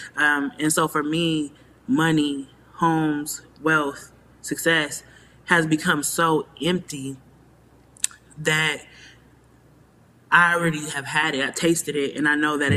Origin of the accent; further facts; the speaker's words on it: Nigeria; We're both Nigerian and we have a lot of family in common